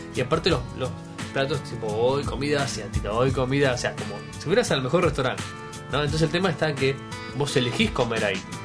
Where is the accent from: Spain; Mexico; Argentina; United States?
Argentina; Yo soy argentino